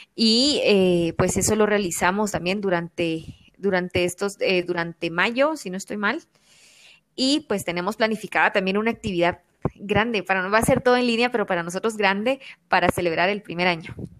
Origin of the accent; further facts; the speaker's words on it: Quetzaltenango, Guatemala; todas somos del, de Quetzaltenango departamento